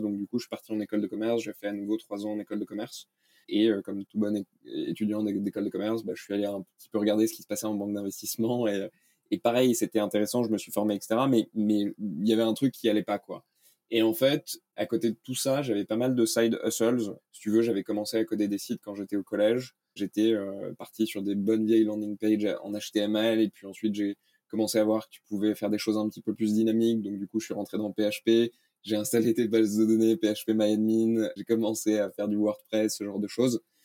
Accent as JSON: {"language": "French", "country": "France", "tie": "born or raised there", "also_born_or_lived": "Denmark / United States", "moved": "as an adult", "said": "je suis né en France, j'ai vécu au Danemark"}